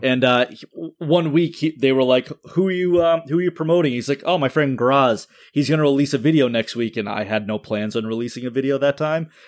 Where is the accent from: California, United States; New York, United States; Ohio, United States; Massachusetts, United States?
Massachusetts, United States; Wakefield; moved away as an adult; also born or lived in Peabody, Massachusetts; we were moving from my hometown of Wakefield